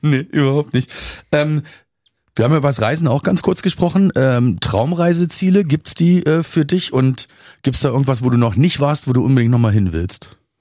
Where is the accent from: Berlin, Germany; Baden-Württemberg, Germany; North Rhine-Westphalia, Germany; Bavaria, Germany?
Berlin, Germany; now in Kiel, Germany; ich bin ja auch kein geborener Kieler. Ich komme ja aus Berlin eigentlich